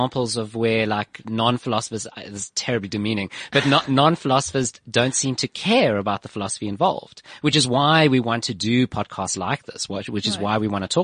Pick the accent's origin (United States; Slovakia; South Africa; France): South Africa; I'm born in South Africa.